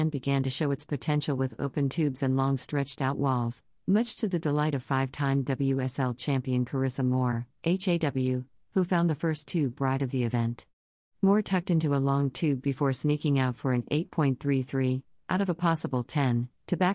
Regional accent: Costa Rica; Growing up in Costa Rica, and spending time in Hawaii and Fiji, I feel like this place is a combination of all of those places.

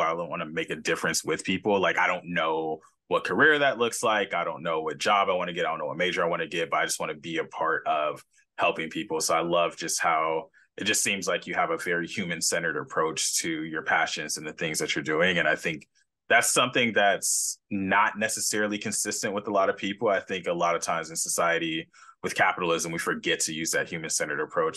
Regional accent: Los Angeles, California, United States; now in San Diego, United States; growing up in California

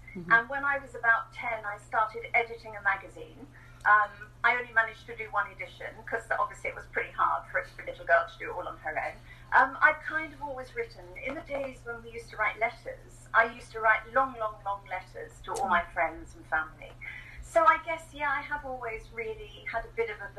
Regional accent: England, United Kingdom; moved away as an adult; now in New Zealand; I'm English, so I'm an immigrant to New Zealand. I immigrated here 10 years ago. Okay. So I grew up in England

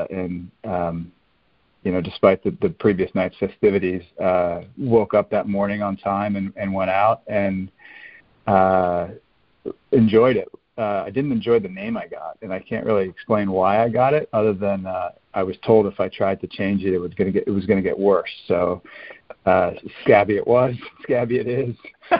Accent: Columbus, Ohio, United States; now in Charlotte, United States; I grew up in Columbus, Ohio.

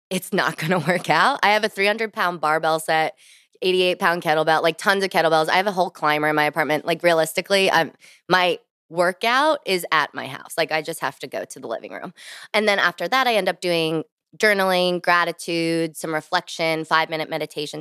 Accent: New Jersey, United States; moved away as an adult; also born or lived in Virginia / New York City; now in Washington, D.C., United States; born and raised in New Jersey

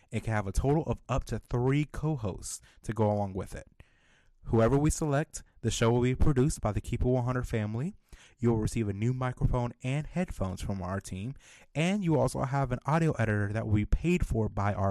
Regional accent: Ohio, United States; moved away as an adult; now in Indianapolis, United States; I just moved to Indiana March of 2020. So I've only been here in Indianapolis for a little under 2 years. I'm actually from Ohio

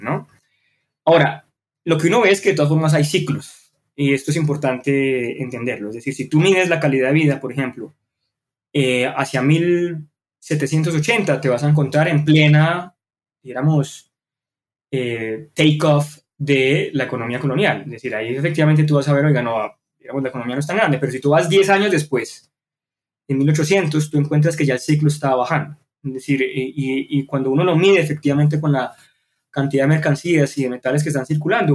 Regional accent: Colombia; nacimos en Colombia

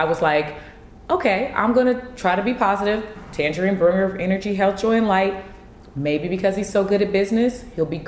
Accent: California, United States; I'm from Cali

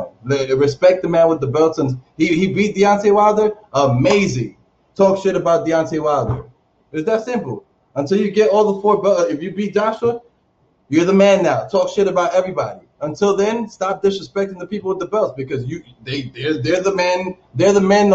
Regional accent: Dominican Republic; moved away; also born or lived in Washington Heights, New York City, United States; I'm from the Dominican Republic. And I'm from Washington Heights.

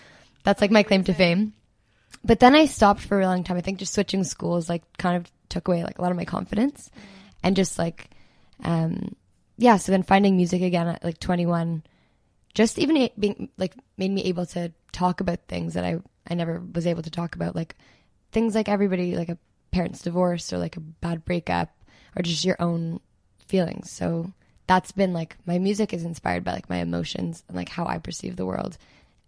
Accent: Toronto, Ontario, Canada; also born or lived in Montreal / Halifax; Grew up, like born and raised Toronto

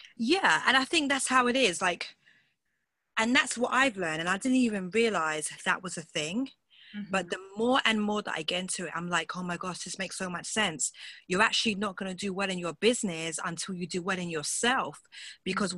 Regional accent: England, United Kingdom; accent: British; I'm from England

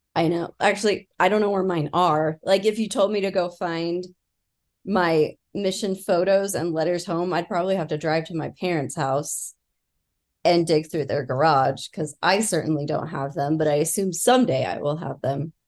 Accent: Utah, United States; accent: Utah; We're from Utah

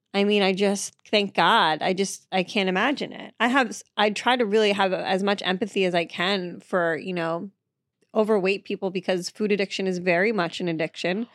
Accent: Marshfield, Massachusetts, United States; moved away; I grew up in Massachusetts, um, in a town called Marshfield

